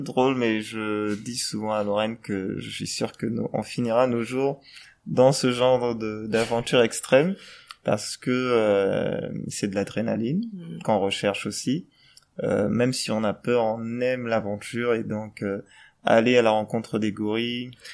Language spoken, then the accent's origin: French; Gabon; je suis gabonais